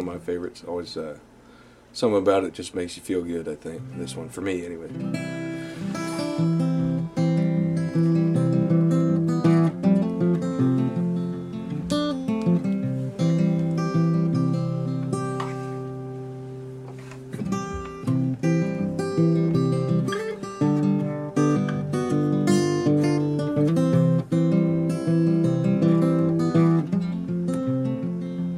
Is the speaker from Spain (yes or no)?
no; Southwest Saskatchewan, Canada; I'm from this little place you never heard of in Southwest Saskatchewan